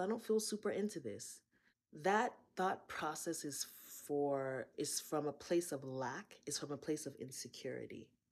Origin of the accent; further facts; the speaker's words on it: Akwa Ibom, Nigeria; I'm from Akwaibom State.